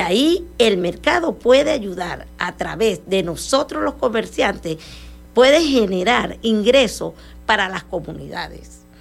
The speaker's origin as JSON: {"language": "Spanish", "country": "Colombia", "moved": "yes", "lives_now": "Maracaibo, Venezuela", "said": "Yo soy una mujer que llegué aquí, soy emigrante porque colombiana"}